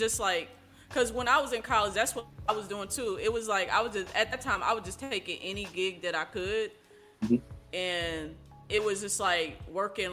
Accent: Oklahoma, United States; I grew up in Oklahoma

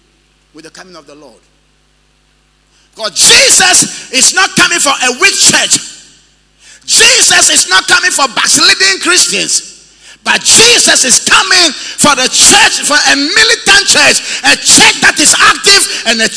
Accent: Tegbi, Volta, Ghana; moved away; I was in my hometown the other day, Tegbi

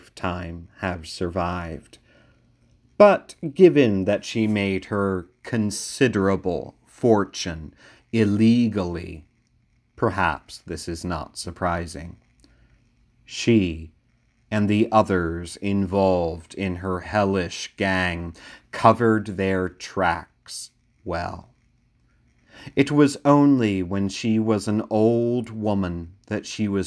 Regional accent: Georgetown, Delaware, United States; also born or lived in Seaford, Delaware; the fact that I was raised in Georgetown

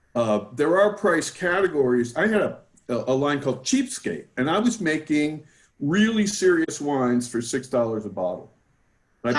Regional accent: New Jersey, United States; now in California, United States; I, I'm from New Jersey. That's where I got my attitude

